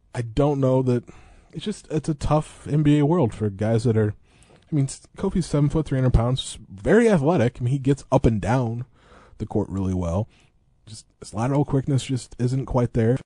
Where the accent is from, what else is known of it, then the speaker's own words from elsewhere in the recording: Eureka, United States; growing up in Eureka